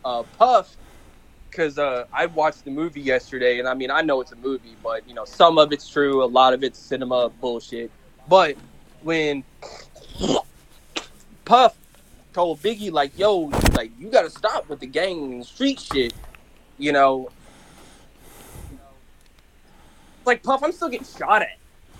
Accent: East Coast, United States; And they want to kill me because I'm from the East Coast.

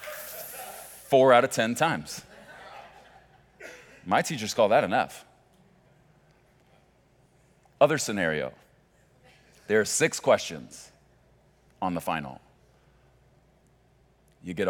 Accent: Chicago, Illinois, United States; moved away; I grew up in Chicago during my, what I call formative years, athletically

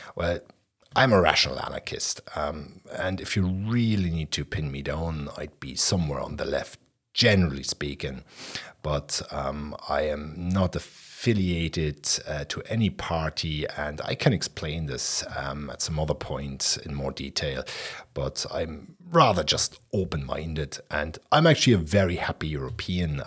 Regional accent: Berlin, Germany; I'm from Berlin West, and I was nineteen when the wall came down.

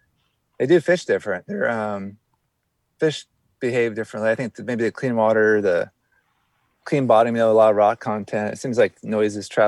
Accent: West Coast, United States; growing up in the West Coast

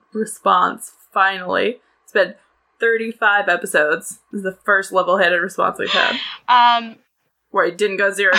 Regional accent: United States; As an American

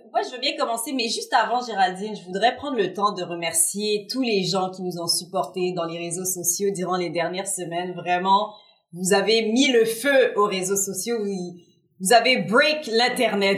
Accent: Montreal, Quebec, Canada; now in Repentigny, Canada; j'ai grandi à Antique, sur l'île de Montréal

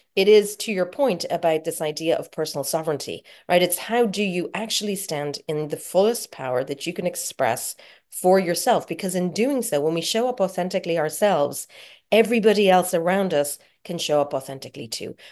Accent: Ireland; being Irish

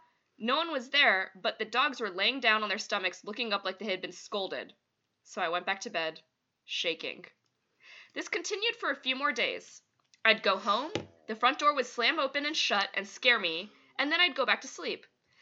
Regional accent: Illinois, United States; I'm from Northern Illinois, and in the summer of 2011, I joined a study abroad program with my college. I got to live in Costa Rica for the summer while I studied Spanish.

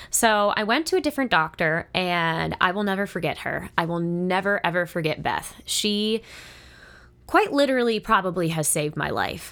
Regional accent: Monroeville, United States; moved away; I grew up in the Monroeville area. I lived there for thirteen years

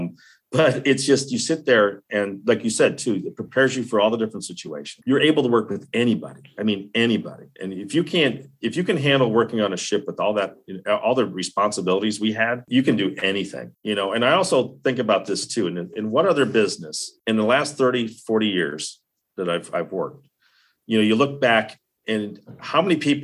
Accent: Guttenberg, Iowa, United States; moved away; Coming from Iowa, from a very small little dinky town, which I love to death

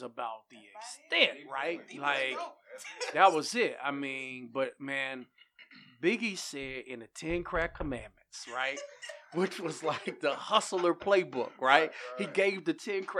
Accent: Greensboro, North Carolina, United States; I'm from Greensboro

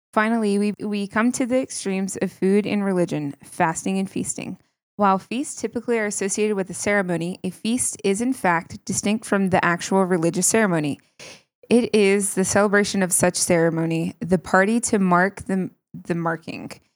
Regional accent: New York, United States; now in Colorado, United States; I'm from New York.

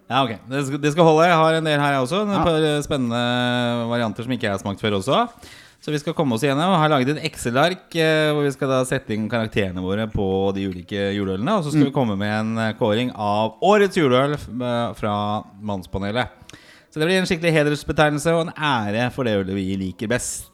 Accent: Oslo, Norway; jeg vokste opp på Torshov

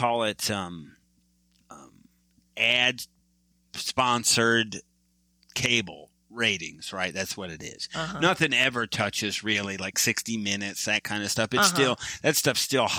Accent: Michigan, United States; now in Texas, United States; I am from Michigan, a Red Wings fan. I am transplanted now to Texas

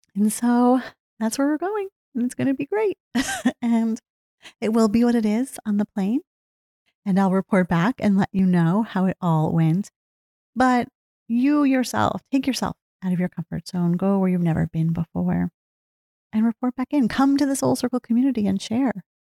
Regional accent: New Jersey, United States; also born or lived in Pennsylvania; I grew up in New Jersey, lived here most of my life.

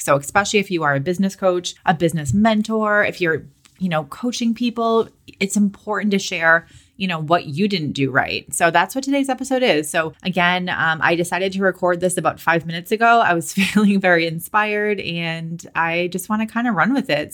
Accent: Boston, Massachusetts, United States; moved away as an adult; also born or lived in California; I'm from Boston

